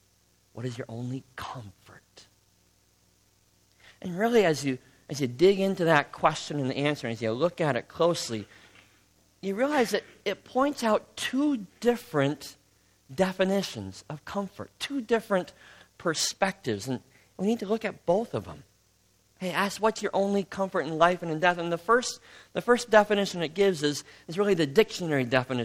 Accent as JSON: {"language": "English", "region": "Midwest", "country": "United States", "accent": "Midwestern", "said": "But when I heard a British woman do an uncannily good imitation of my Midwestern accent, I realized the truth."}